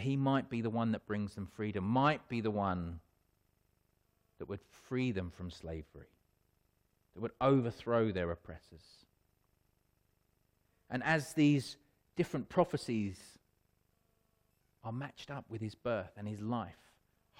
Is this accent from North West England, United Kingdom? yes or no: no; Wealdstone, London, United Kingdom; I was born in Radcliffe Road in Wealdstone. So not at hospital, I was born at home.